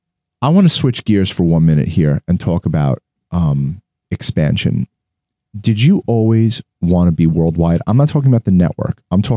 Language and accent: English; Long Island, New York, United States; we're normal schmucks from Long Island.